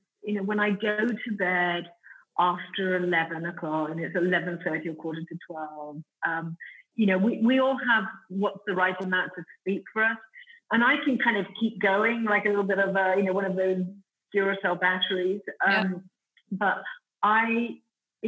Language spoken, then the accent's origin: English; Italy; accent: Italian; my Italian accent